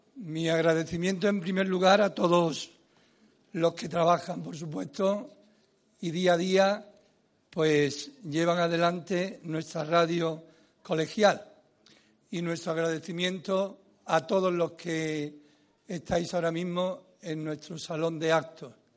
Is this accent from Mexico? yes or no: no; Andalusia, Spain; Andalucía es mi tierra, yo soy